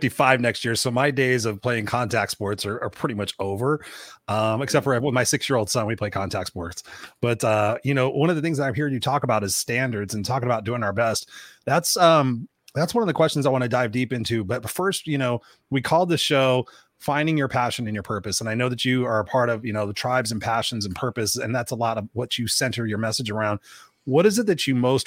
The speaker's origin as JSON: {"language": "English", "country": "United States", "said": "as an American"}